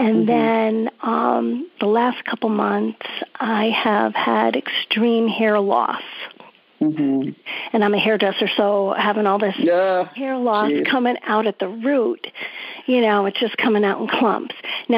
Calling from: Old Saybrook, Connecticut, United States; I'm from Old Saber, Connecticut.

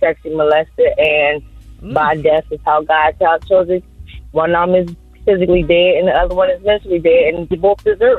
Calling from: Moncks Corner, South Carolina, United States; I'm calling from Monk's Corner, South Carolina.

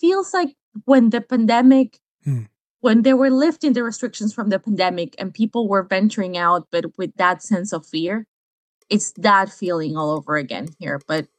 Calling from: Manta, Manabí, Ecuador; I am speaking out from Manta, which is a coastal city here in Ecuador.

